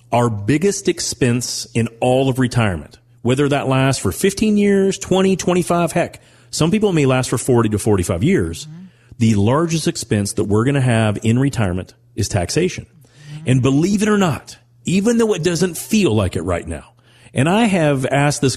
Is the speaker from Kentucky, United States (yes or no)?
yes; Owensboro, Kentucky, United States; growing up in Owensboro, Kentucky